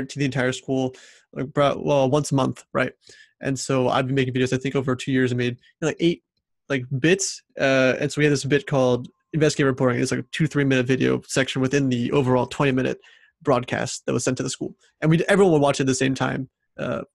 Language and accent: English; St. Louis, Missouri, United States; I grew up in St. Louis, Missouri